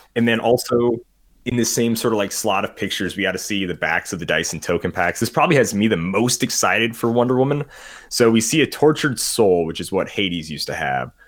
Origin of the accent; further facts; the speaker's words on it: United States; I'm an American